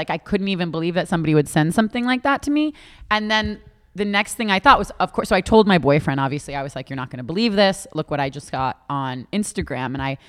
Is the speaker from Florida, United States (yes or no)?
yes; Boca Raton, Florida, United States; I grew up in Boca Raton.